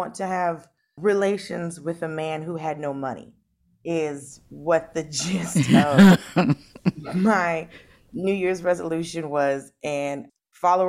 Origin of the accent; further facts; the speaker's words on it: Atlanta, Georgia, United States; moved away as an adult; also born or lived in Miami, Florida / Los Angeles, California; now in New York, United States; most of my life I spent in Georgia and I spent in Atlanta. And I'm very much a Georgian and very much an Atlanta, you know, native according to the Atlanta rules, because I graduated from high school there